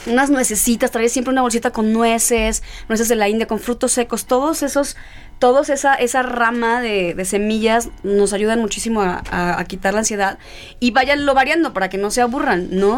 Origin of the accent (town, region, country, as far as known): El Quelite, Sinaloa, Mexico; born or raised there; moved away